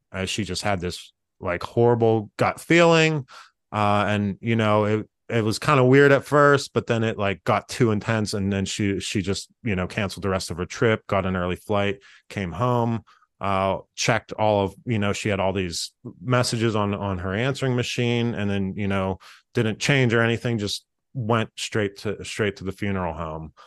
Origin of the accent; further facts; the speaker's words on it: Freeport, Pennsylvania, United States; I grew up in Freeport, uh, which is a, a very small town.